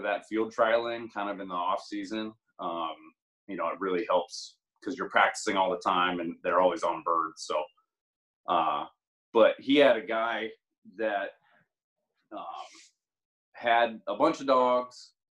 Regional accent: Greensburg, Pennsylvania, United States; moved away as an adult; also born or lived in North Dakota; now in Kentucky, United States; I'm originally from Greensburg

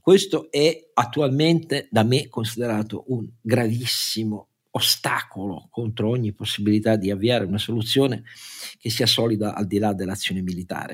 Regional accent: Turin, Piedmont, Italy; io sono torinese

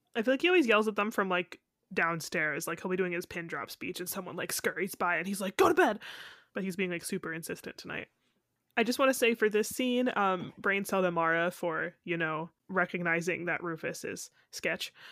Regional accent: United States; I am also from America

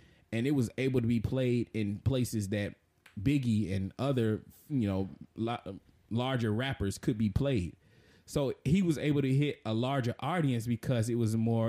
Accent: the South, United States; I was raised in the South, so I'm a Christian by, you know, my region.

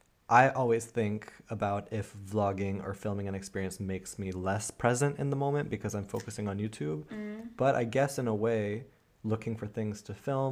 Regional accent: United States; moved away; also born or lived in Germany; I'm originally from the States

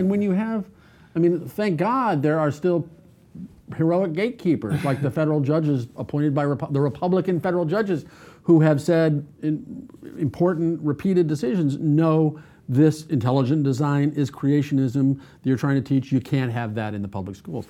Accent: United States; I'm an American

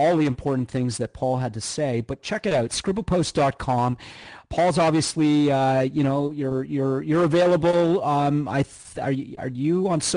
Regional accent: Canada; now in United States; I'm Canadian

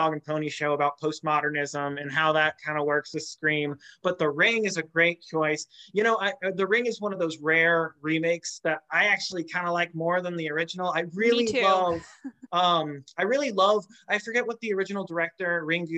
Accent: St. Louis, Missouri, United States; I grew up in St. Louis

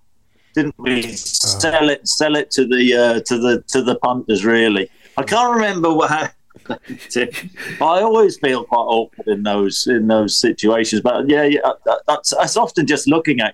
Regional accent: Norfolk, East of England, United Kingdom; also born or lived in Nottingham; we moved back to Norfolk

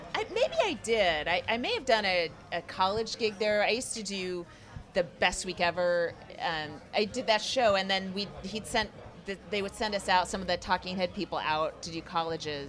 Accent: Northern California, United States; I'm from Northern California

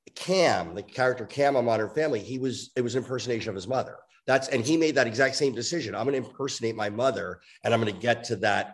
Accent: New York, United States; because I grew up in New York

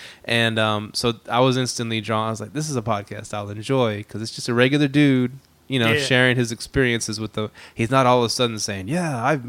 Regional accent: Houston, Texas, United States; And guess what? I'm from Houston.

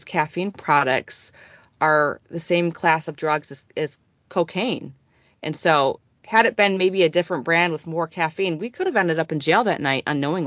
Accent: Detroit, Michigan, United States; I grew up in Detroit next door to Canada

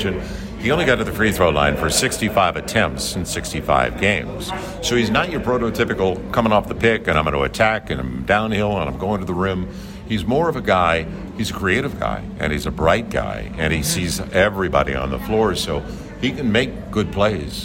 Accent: St. Louis, Missouri, United States; now in New Orleans, United States; I grew up in St. Louis

